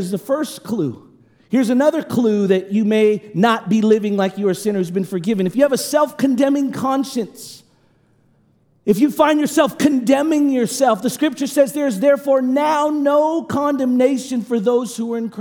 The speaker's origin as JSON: {"language": "English", "town": "Oakland", "region": "California", "country": "United States", "moved": "yes", "said": "I come from Oakland"}